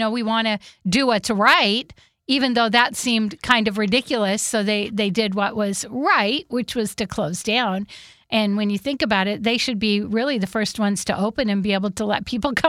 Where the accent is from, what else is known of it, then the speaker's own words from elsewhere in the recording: Whidbey Island, Washington, United States; So I grew up on Whidbey Island, and we have the Blue Fox.